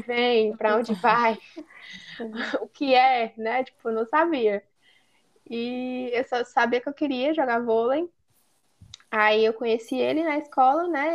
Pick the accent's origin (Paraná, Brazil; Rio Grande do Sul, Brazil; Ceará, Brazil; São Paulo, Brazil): Ceará, Brazil; Apuiarés; lá em Apuiarés, né, no, onde eu cresci no município